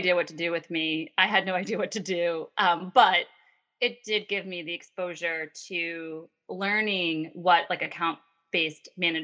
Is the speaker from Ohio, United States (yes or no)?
no; Long Island, New York, United States; accent: Long Island; my Long Island accent